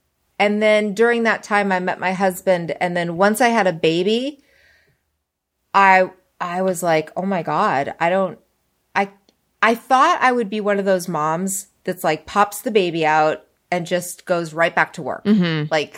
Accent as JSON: {"language": "English", "region": "New York", "country": "United States", "tie": "born there", "also_born_or_lived": "Spokane / Springfield", "lives_now": "Los Angeles, United States", "said": "I was born in New York."}